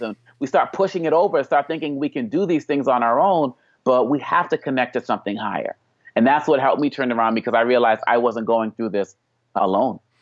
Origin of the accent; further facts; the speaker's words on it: Boston, Massachusetts, United States; growing up in Boston, Massachusetts